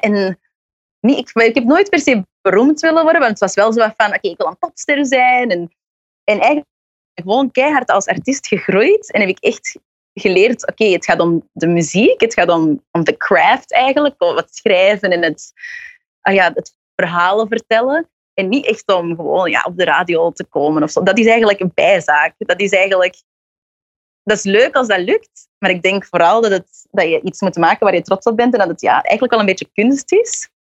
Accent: Belgium; moved away as an adult; now in New York, United States; ik ben een zangeresje uit België

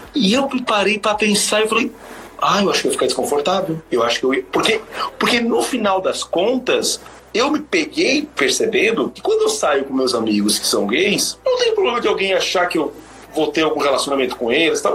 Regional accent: Santa Catarina, Brazil; eu sou de Santa Catarina

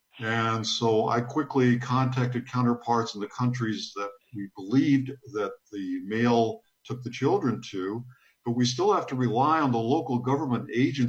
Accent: Texas, United States; my home state of Texas

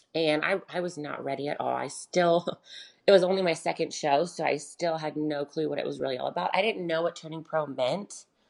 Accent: Charlotte, North Carolina, United States; I'm from Charlotte, North Carolina. I was born and raised here.

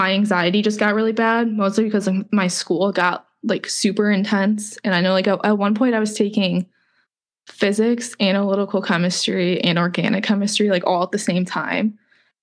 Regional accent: Cleveland, Ohio, United States; moved away as an adult; also born or lived in Tampa; I grew up in Cleveland and then I moved to Tampa for school

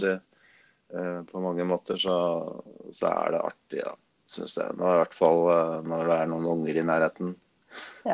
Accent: Gjøvik, Innlandet, Norway; moved away as an adult; also born or lived in Østerdalen; now in Lillehammer, Norway; Jeg er jo født og oppvokst på Gjøvik

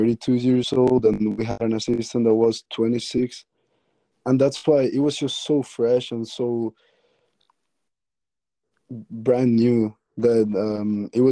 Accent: Spain; moved away as an adult; I was born and raised in Spain

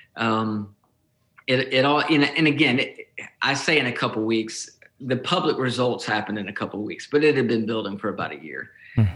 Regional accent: Nashville, Tennessee, United States; moved away as an adult; also born or lived in Kentucky; now in Plymouth, Michigan, United States; I moved to Nashville, which is was my hometown

